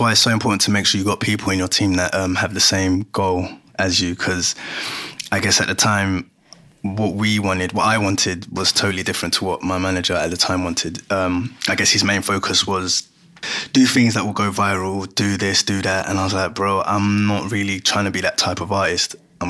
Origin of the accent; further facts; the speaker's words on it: Ghana; now in London, United Kingdom; between what I used to listen to, what I still listen to. So I'm from Ghana.